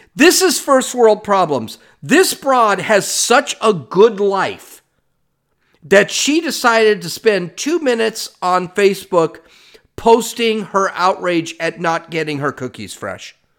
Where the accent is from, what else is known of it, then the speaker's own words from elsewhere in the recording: California, United States; I'm from California